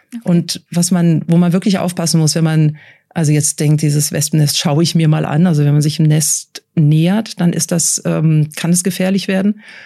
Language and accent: German; Switzerland; bei uns in der Schweiz